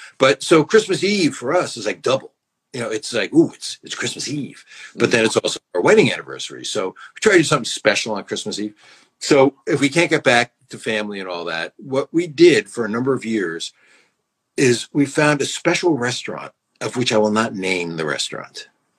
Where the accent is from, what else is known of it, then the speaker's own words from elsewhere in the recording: Connecticut, United States; now in Los Angeles, United States; I grew up in Connecticut.